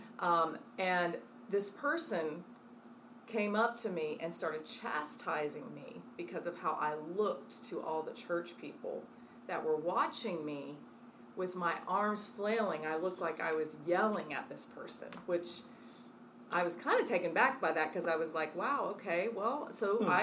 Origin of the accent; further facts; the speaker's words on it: Midwest, United States; now in Charlotte, United States; I'm a Midwesterner